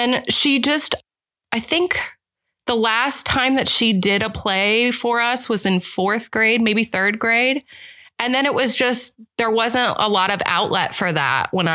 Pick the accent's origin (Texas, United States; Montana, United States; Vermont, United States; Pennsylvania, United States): Pennsylvania, United States; State College; moved away as an adult; also born or lived in Boalsburg, Pennsylvania; now in Omaha, United States; I grew up in Bullsburg, went there until sixth grade. Sixth grade, went to State College, and then my high school was State College Area High School.